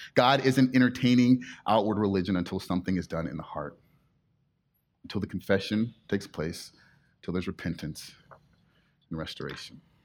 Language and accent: English; Inland Empire, California, United States; now in Mission Viejo, United States; I grew up in the Inland Empire